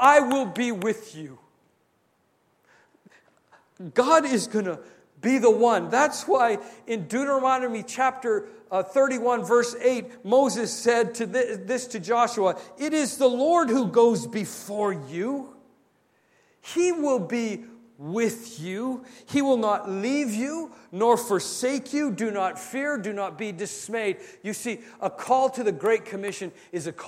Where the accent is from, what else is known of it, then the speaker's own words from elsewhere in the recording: Canada; I'm Canadian